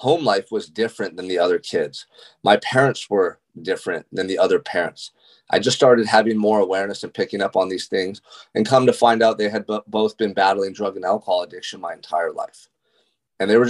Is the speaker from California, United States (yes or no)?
yes; Santa Barbara, California, United States; Growing up in Santa Barbara, California, which is such a beautiful location in the world. I mean, this is like a tourist destination for people all over the world. And I got to call it home. And I still do to this day.